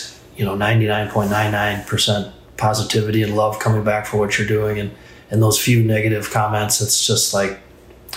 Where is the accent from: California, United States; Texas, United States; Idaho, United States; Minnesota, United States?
Minnesota, United States; growing up in Minnesota